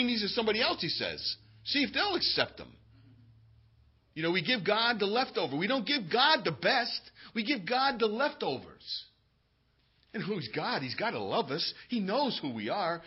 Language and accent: English; United States; being an American